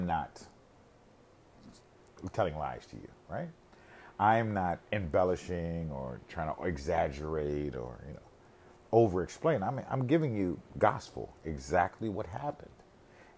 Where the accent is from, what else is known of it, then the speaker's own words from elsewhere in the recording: United States; I grew up in America